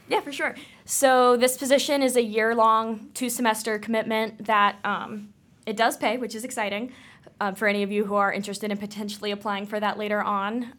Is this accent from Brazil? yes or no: no; Cincinnati, Ohio, United States; I'm from the Cincinnati area